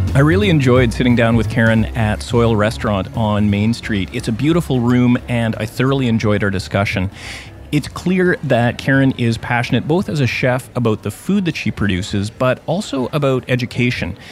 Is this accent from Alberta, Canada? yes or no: no; Thunder Bay, Ontario, Canada; my hometown of Thunder Bay